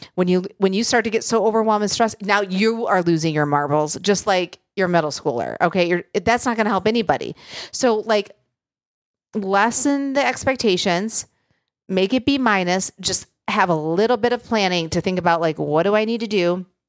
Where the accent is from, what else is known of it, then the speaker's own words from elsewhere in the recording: Michigan, United States; moved away; where I grew up in Michigan